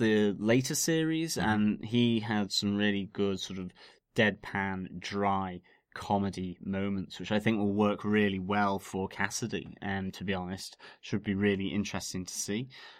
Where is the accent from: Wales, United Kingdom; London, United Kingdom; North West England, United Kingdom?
North West England, United Kingdom; Ormskirk; where I was born and brought up in Ormskirk.